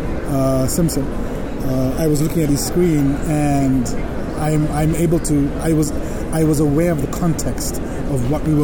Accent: South Africa; now in United States; I grew up in South Africa

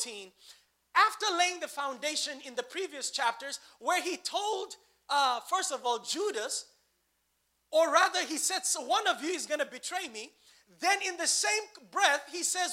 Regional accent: Nigeria; as a Nigerian

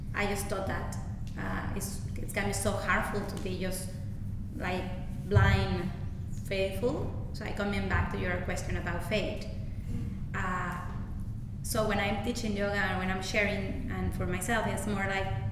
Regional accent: Mexico City, Mexico; moved away; I'm from Mexico City

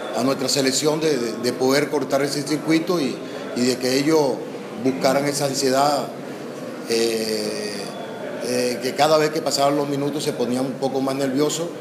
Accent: Venezuela; los que somos venezolanos

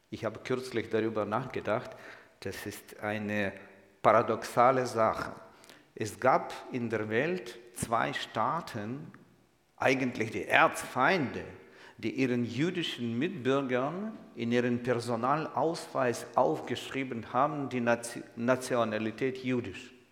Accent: Kyiv, Ukraine; ich bin Jude. Ich komme ausgerechnet nicht aus Israel, sondern aus der Ukraine. Kennen Sie so ein Land? Ukraine, irgendwo weit im Osten. Ich bin in der Hauptstadt Kiew geboren und aufgewachsen

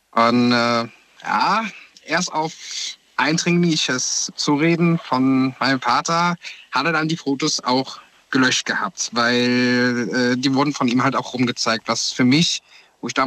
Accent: Koblenz, Rhineland-Palatinate, Germany; Ich komme aus der Ecke von Koblenz.

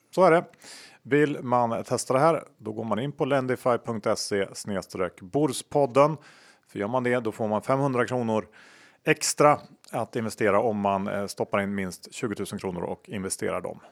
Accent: Sweden; jag känner mig ganska stolt som svensk

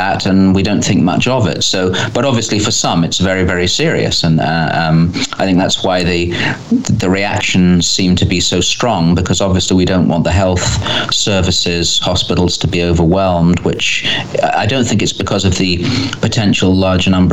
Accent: England, United Kingdom; being English or British, but I always say English

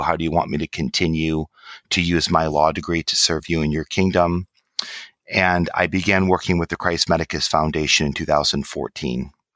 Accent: Michigan, United States; I grew up in Michigan

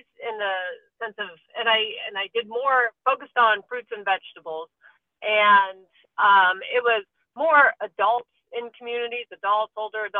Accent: Pennsylvania, United States; moved away as an adult; also born or lived in Iowa / Georgia / North Carolina; now in Kentucky, United States; I am originally from Pennsylvania.

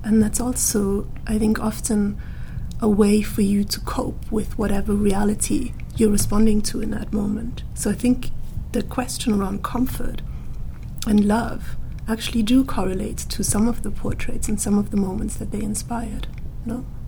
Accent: Austria; moved away as an adult; now in United Kingdom; I grew up in the Austrian mountains, literally.

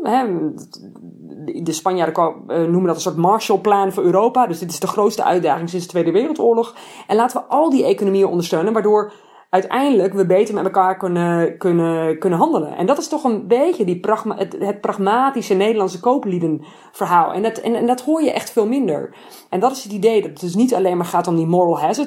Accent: Netherlands; now in Italy; als een Nederlander

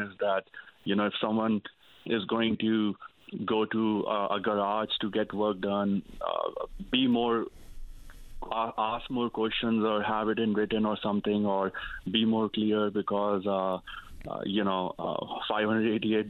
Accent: Northeast India, India; moved away as an adult; now in Newfoundland, Canada; I came from Northeast India. I went to I came in 2010. I studied at Memorial University here

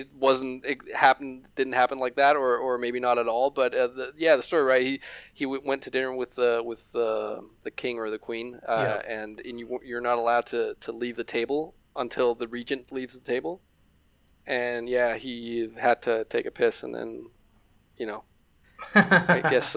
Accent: Denmark; We're Danes from Denmark and we're Danish

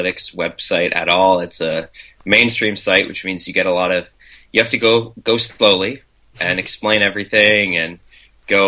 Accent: Kingston, Ontario, Canada; I grew up in Kingston, which is a city halfway between Toronto and Montreal.

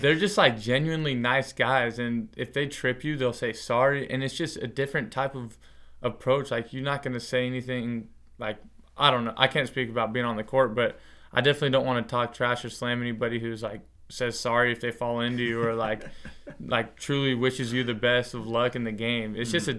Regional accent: Longview, Washington, United States; I grew up in Longview, Washington

